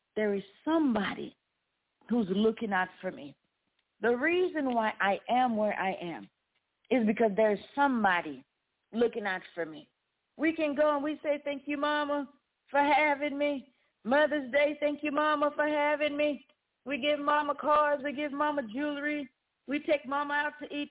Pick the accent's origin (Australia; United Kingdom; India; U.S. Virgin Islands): U.S. Virgin Islands; now in United States; I was born in the Virgin Islands